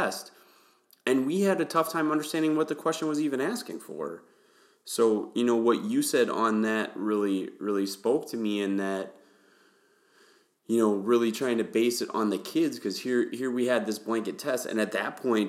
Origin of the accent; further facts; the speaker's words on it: Wisconsin, United States; moved away as an adult; also born or lived in Houston, Texas; I grew up in Wisconsin